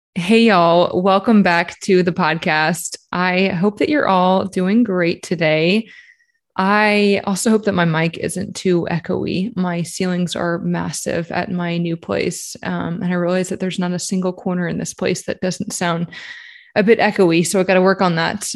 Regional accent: New Orleans, Louisiana, United States; moved away; also born or lived in Shreveport, Louisiana / Texas / Florida; I'm from New Orleans. I was born and raised there, but I did live in Shreveport for a few years

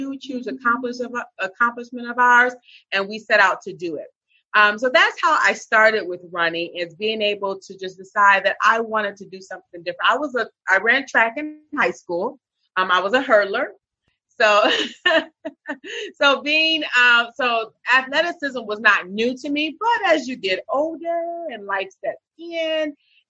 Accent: Michigan, United States; moved away as an adult; now in South Florida, United States; I'm from Michigan, born and raised, moved here to South Florida about 5 years ago

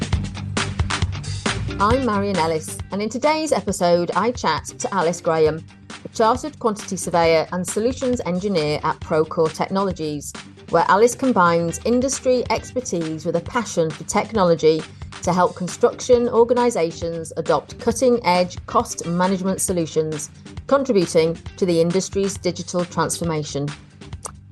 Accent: North Wales, United Kingdom; accent: Welsh; moved away; So I'm from North Wales, which has its own unique accent

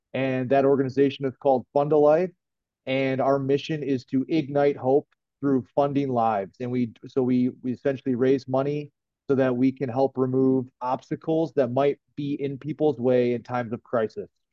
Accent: Brighton, Michigan, United States; I'm from Brighton, from Brighton, Michigan, and I uh, was born and raised. I lived here my whole life.

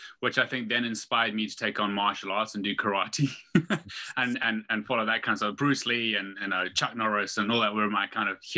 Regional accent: South Africa; moved away as an adult; also born or lived in Zimbabwe; now in United Kingdom; I was born in Zimbabwe or Rhodesia back as it was then, and then moved to South Africa with my parents when I was about 4 or 5. So yeah, grew up, you know, in the bush, in a small town

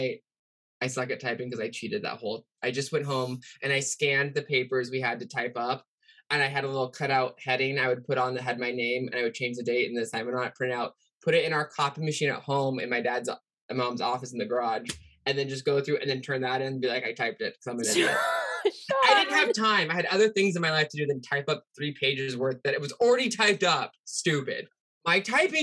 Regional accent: Pacific Northwest, United States; I'm also from the Pacific Northwest, which is a serial killer hub

